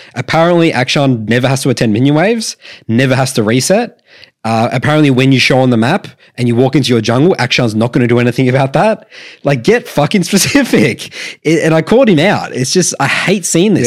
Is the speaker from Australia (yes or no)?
yes; Australia; we're Australian